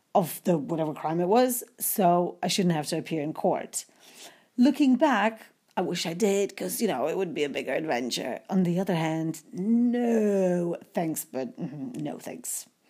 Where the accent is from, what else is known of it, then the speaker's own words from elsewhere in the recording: Poland; moved away as an adult; I'm a student from Poland trying to make some money in the U S for the future